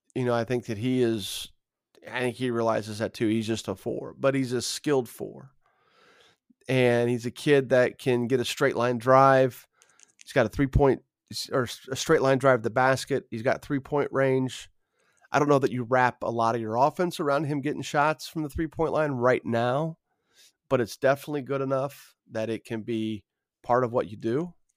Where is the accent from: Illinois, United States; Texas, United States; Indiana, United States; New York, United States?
Indiana, United States; Carmel; a kid growing up in Carmel